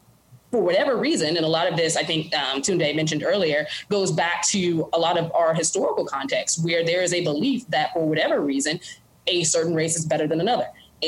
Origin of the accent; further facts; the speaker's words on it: Mississippi, United States; moved away as an adult; now in Chicago, United States; I grew up in Mississippi